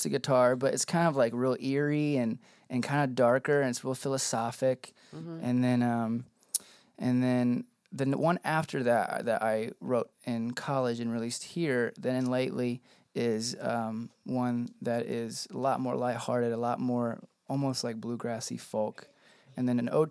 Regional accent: Staunton, Virginia, United States; moved away as an adult; also born or lived in Fort Lauderdale, Florida / Western North Carolina; now in Louisville, United States; I grew up in the Shenandoah Valley, Stanton, Virginia

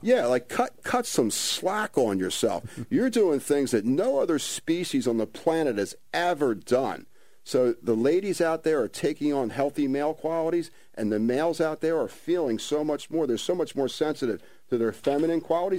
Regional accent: Ventnor City, New Jersey, United States; born and raised in Ventnor

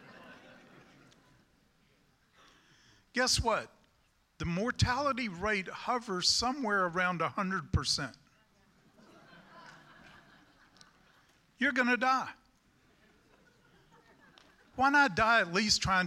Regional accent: United States; I'm a Christian and then I'm an American.

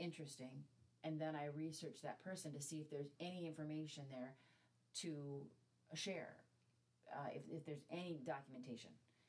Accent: South Dakota, United States; my home state of South Dakota

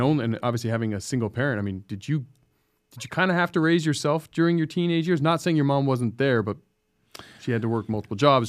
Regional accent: San Diego, California, United States; I grew up in Scripps Ranch

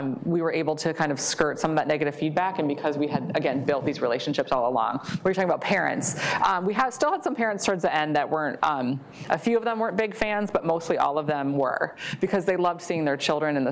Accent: Maple Grove, Minnesota, United States; I grew up in the Plymouth Maple Grove area, went to Osseo schools

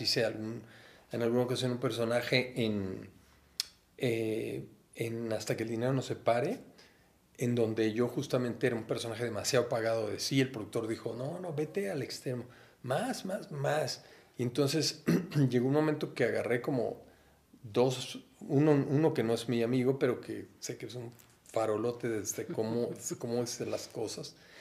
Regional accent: Orizaba, Veracruz, Mexico; now in Mexico City, Mexico; yo vengo de Orizaba, Veracruz, allá nací el 27 de agosto de 1900

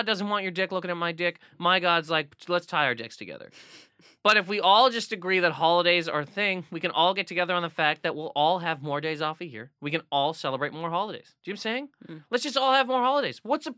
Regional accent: Nova Scotia, Canada; When I was growing up in the Nova Scotia of Scotias, Christmas was done.

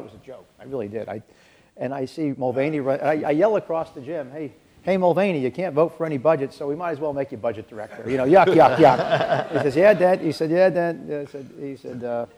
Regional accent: Pennsylvania, United States; I'm from Pennsylvania

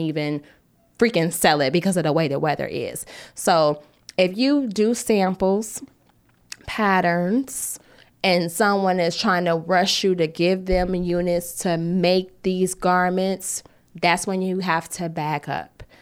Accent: United States; us as American designers

